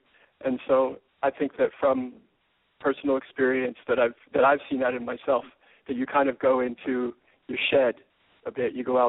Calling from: New York, United States; We talked a couple weeks ago. I'm in New York.

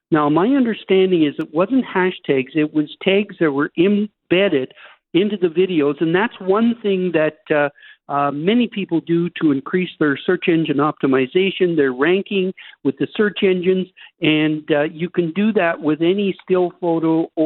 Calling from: Fairmont, British Columbia, Canada; I'm calling from Fairmont, British Columbia, and I've been looking at the most wonderful mountain views that you can imagine.

